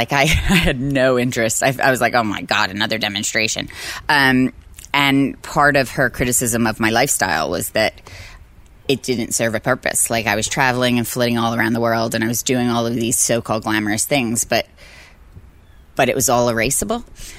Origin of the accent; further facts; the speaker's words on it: Philadelphia, Pennsylvania, United States; We were pretty poor, and I went to city schools, and I loved it.